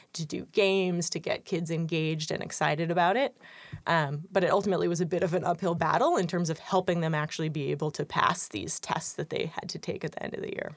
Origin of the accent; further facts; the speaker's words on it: San Francisco, California, United States; moved away as an adult; also born or lived in East Coast, United States; I am originally from San Francisco.